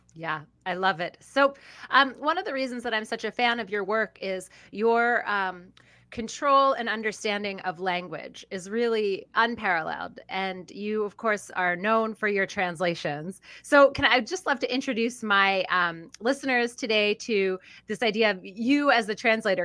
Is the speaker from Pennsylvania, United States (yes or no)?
yes; Philadelphia, Pennsylvania, United States; A publishing house out of Philadelphia, Pennsylvania, my hometown